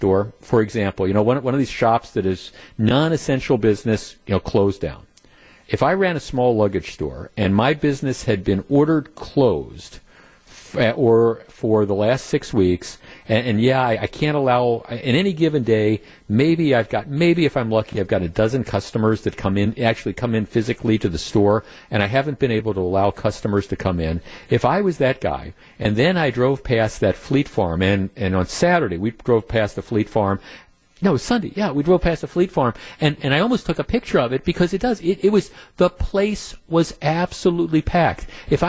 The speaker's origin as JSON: {"language": "English", "town": "Oconto", "region": "Wisconsin", "country": "United States", "said": "Jeff, I'm from Oconto."}